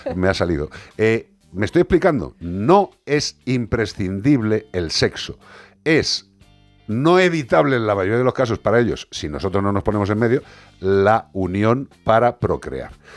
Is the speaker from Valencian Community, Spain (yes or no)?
no; Galicia, Spain; en mi tierra